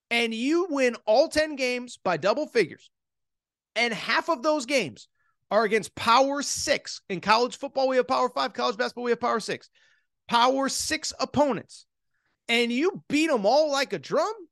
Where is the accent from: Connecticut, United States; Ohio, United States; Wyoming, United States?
Connecticut, United States; Yes, I grew up in Connecticut.